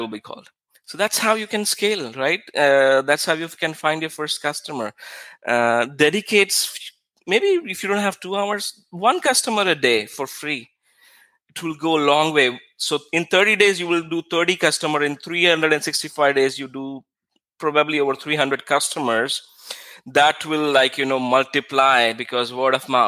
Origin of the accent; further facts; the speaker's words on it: India; moved away as an adult; now in Israel; When I moved to Israel, I was very, because I came from India, I think 9 years ago something